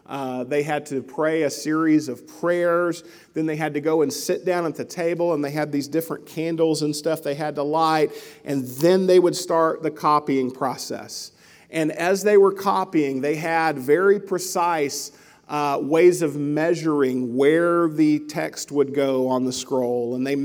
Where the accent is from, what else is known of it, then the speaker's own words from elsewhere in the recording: Mabelville, Arkansas, United States; I grew up in Arkansas, just outside of Little Rock, in a little town called Mabelville, kind of out in the country, and I ran around with the neighborhood kids.